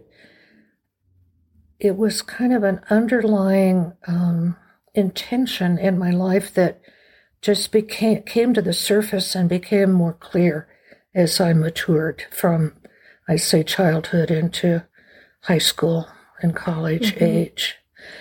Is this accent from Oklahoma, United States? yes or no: yes; Oklahoma City, Oklahoma, United States; moved away as an adult; also born or lived in Santa Fe, New Mexico; I was born in 1946 in Oklahoma City, very middle America. kind of place and family. We lived semi-rural, 5 acres on the outskirts of the city